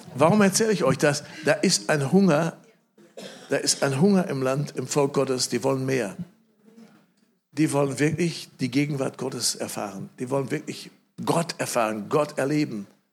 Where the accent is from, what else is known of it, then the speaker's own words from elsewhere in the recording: Germany; ich sitze da als Deutscher